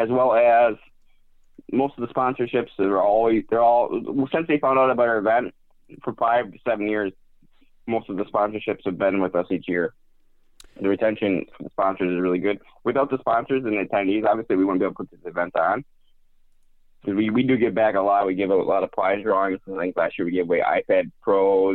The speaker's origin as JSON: {"language": "English", "region": "Wisconsin", "country": "United States", "said": "I'm from Wisconsin"}